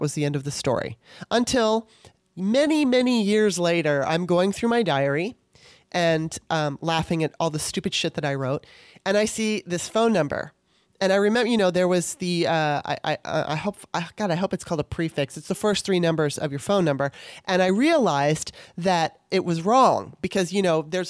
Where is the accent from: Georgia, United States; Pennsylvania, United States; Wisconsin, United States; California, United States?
California, United States; Torrance; also born or lived in Maryland; my experiences growing up in Torrance